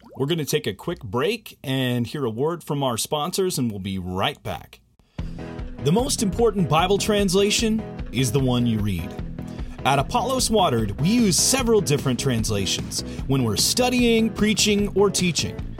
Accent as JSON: {"language": "English", "region": "Illinois", "country": "United States", "tie": "born or raised there", "moved": "yes", "said": "My mm hometown is the oldest and largest settlement of Amish in Illinois."}